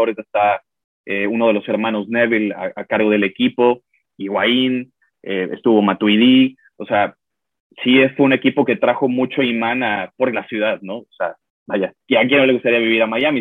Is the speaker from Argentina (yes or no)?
no; Mexico; como mexicanos